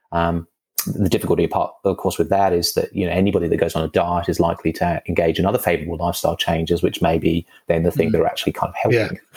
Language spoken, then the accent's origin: English; England, United Kingdom; moved away; I'm I'm English, you know, but uh, when I was mm. living in England in the the 90s or so